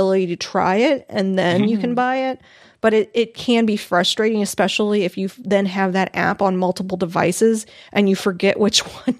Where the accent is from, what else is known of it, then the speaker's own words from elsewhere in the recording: Missouri, United States; I'm from Missouri, but I don't care.